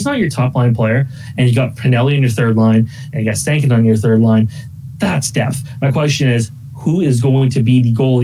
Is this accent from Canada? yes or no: yes; Canada; I'm Canadian